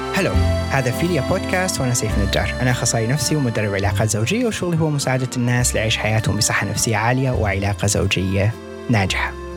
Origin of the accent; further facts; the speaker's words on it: Iraq; عندنا بالعراق